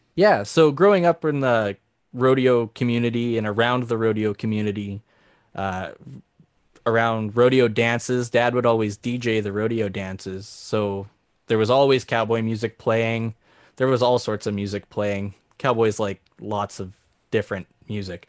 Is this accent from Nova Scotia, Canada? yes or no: no; Saskatchewan, Canada; moved away; also born or lived in Alberta / Davidson, Saskatchewan / Maple Creek, Saskatchewan / Bon Accord, Alberta; I grew up in Saskatchewan